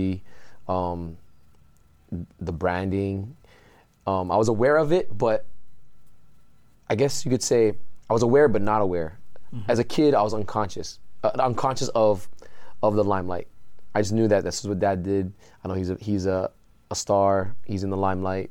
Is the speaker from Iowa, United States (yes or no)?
no; San Diego, California, United States; now in Hawaii, United States; go to high school in San Diego